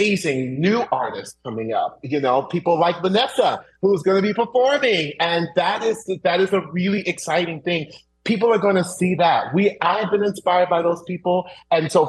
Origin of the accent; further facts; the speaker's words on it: Orlando, Florida, United States; as a little Black boy growing up in Orlando, Florida